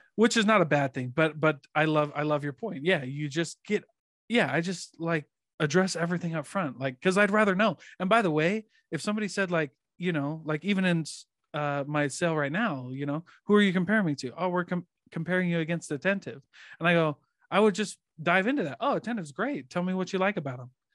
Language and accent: English; Iowa, United States; I grew up in Iowa